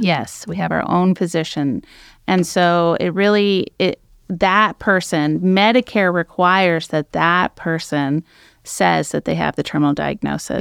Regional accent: San Francisco East Bay, Alameda County, California, United States; also born or lived in Medford, Oregon; now in Oregon coast, United States; I grew up in the California, the San Francisco East Bay, so Alameda County area

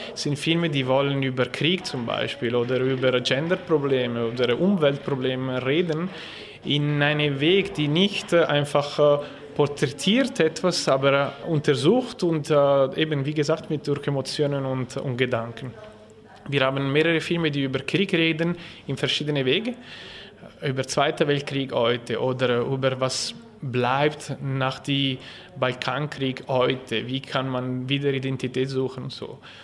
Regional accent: Ticino, Switzerland; German is a second language

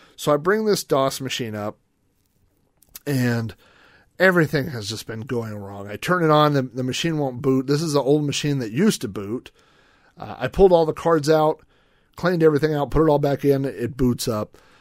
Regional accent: Yukon, Oklahoma, United States; I grew up in Yukon, Oklahoma

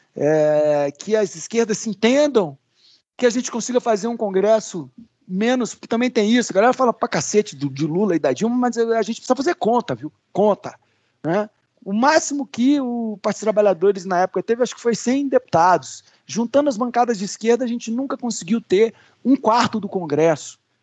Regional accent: Brasília, Federal District, Brazil; also born or lived in Rio Grande do Sul; Eu brinco que eu sou gaúcho de Brasília, né? Que eu nasci no sul, vim para cá com um ano

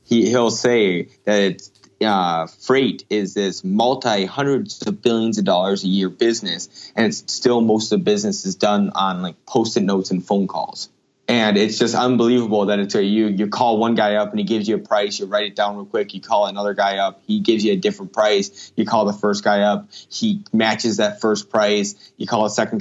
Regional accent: Minnesota, United States; I'm currently back in my home state of Minnesota

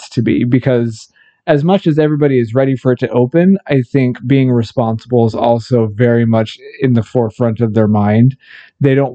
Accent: United States; We are American

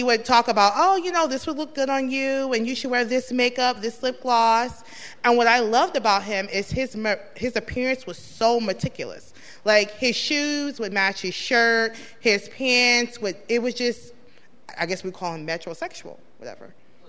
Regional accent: Chicago, Illinois, United States; my family, we're from Chicago, but they originated from Cuba.

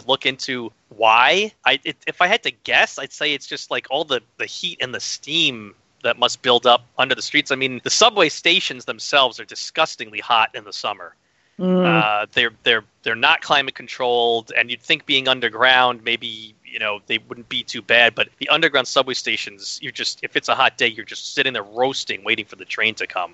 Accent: New York, United States; as a New Yorker

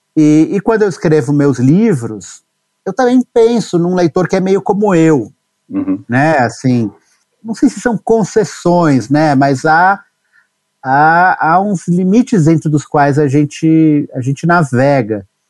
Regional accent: São Paulo, Brazil; Eu nasci em São Paulo, em 77

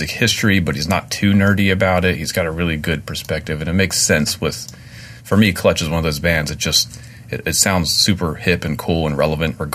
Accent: Frederick, Maryland, United States; my hometown in Frederick, Maryland.

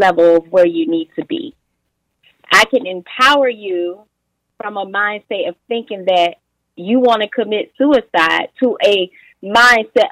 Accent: Portsmouth, Virginia, United States; my upbringing in, let's see, Portsmouth, Virginia, that's my hometown

